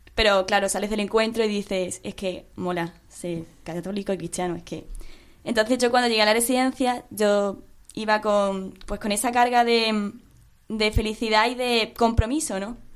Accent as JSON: {"language": "Spanish", "town": "Mérida", "region": "Extremadura", "country": "Spain", "moved": "as an adult", "said": "yo soy de, de Mérida, entonces yo estoy aquí estudiando"}